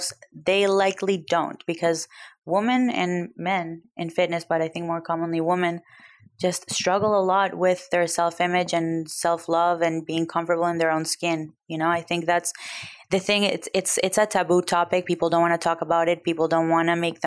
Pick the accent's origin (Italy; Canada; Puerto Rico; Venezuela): Venezuela; now in United States; I grew up in Venezuela